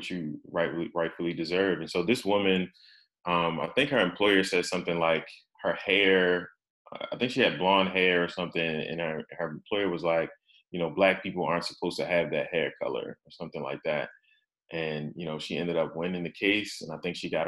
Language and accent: English; Baltimore, Maryland, United States; my hometown of Baltimore